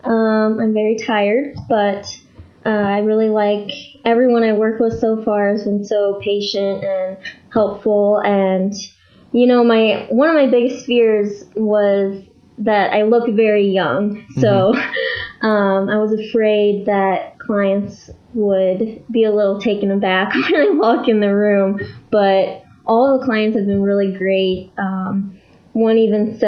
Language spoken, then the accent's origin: English; St. Louis, Missouri, United States; we're both from the St. Louis area